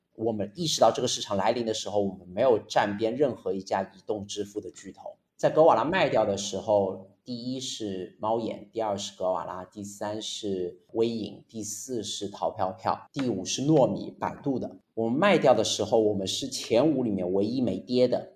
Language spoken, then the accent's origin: Chinese; China; moved away as an adult; also born or lived in France / United States; 我作为一个中国人，我在中国读了十，七十八年